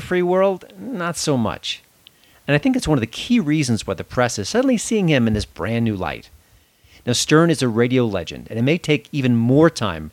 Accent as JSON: {"language": "English", "area": "Long Island", "region": "New York", "country": "United States", "tie": "born or raised there", "said": "I was born in New York City, and I grew up on Long Island"}